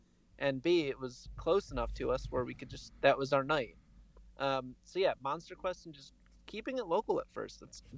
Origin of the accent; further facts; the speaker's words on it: Connecticut, United States; I grew up in Connecticut, so I had the melon heads.